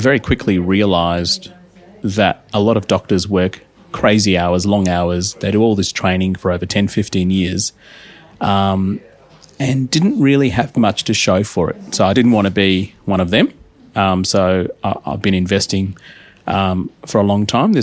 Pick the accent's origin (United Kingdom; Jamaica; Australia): Australia; Adelaide, South Australia; moved away as an adult; also born or lived in India; now in Melbourne, Australia; I grew up in Adelaide for about 10, 11 years, did my primary school and high school there